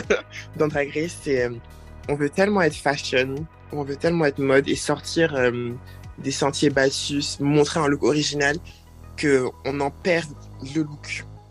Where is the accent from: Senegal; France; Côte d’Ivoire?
Côte d’Ivoire; moved away; j'ai grandi, bien grandi en Côte d'Ivoire